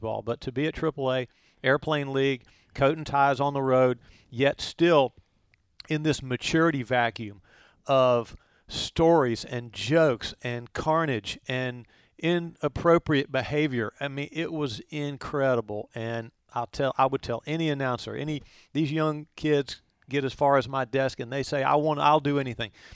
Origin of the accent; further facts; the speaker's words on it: Chapel Hill, North Carolina, United States; I grew up in Chapel Hill